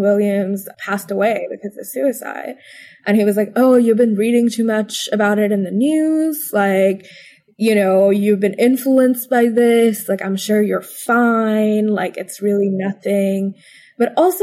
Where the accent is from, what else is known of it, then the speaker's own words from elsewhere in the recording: Bangalore, Karnataka, India; moved away as an adult; now in Washington, D.C., United States; I grew up predominantly in Bangalore, and then moving here to Washington, D.C. was a completely new time for me